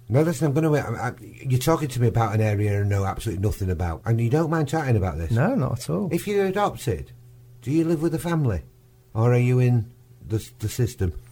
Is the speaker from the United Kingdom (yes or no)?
yes; Warrington, North West England, United Kingdom; also born or lived in Manchester; Manchester lad. Uh, born in Manchester, grew up and raised in Warrington.